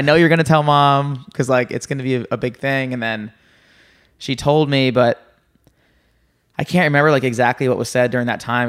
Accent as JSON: {"language": "English", "region": "New Jersey", "country": "United States", "said": "I'm from New Jersey."}